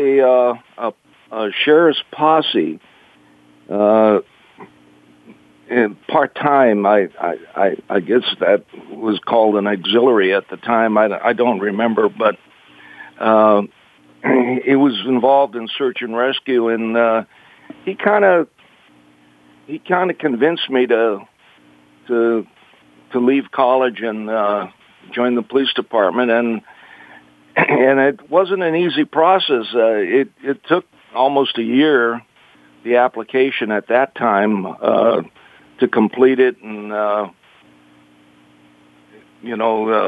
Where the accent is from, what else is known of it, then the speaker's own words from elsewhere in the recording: Boston, Massachusetts, United States; now in Los Angeles, United States; I'm from Massachusetts. I'm born in Boston